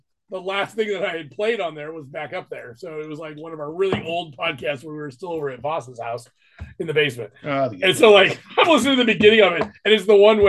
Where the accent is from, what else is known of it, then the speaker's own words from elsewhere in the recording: Goshen, Indiana, United States; I'm from Goshen